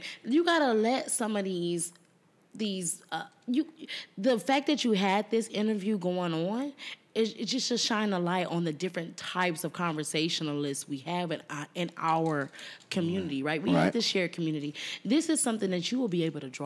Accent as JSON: {"language": "English", "town": "Detroit", "region": "Michigan", "country": "United States", "moved": "as an adult", "lives_now": "San Antonio, United States", "said": "I'm from Detroit, Michigan."}